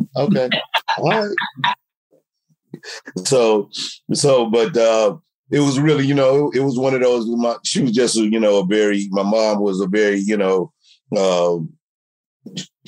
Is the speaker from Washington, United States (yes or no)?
no; St. Louis, Missouri, United States; growing up in St. Louis, you got those relatives